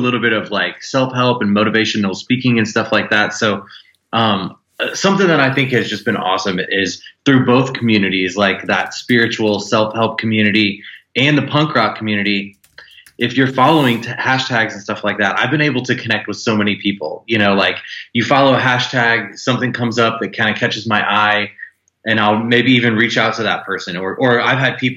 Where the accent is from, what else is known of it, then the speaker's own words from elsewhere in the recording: St. Louis, Missouri, United States; also born or lived in Kansas City; I'm from St. Louis